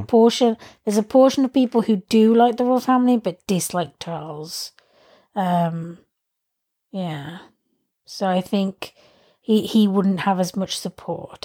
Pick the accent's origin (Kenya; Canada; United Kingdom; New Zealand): United Kingdom; England; moved away; I like being English. Like but that's just me saying that in terms of like I know I'm privileged because I'm English